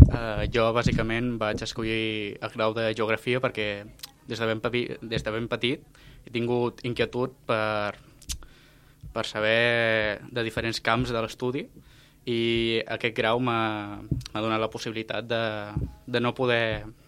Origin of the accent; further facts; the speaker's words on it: Reus, Catalonia, Spain; Jo vinc de Reus, poble que també està al costat de Riudoms